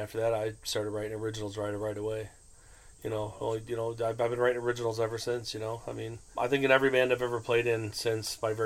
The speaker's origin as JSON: {"language": "English", "town": "Rockford", "region": "Illinois", "country": "United States", "tie": "born or raised there", "also_born_or_lived": "Iowa", "said": "Yeah, I'm originally from Rockford. I was born in Iowa. We moved here probably when I was five. I've been here my whole life."}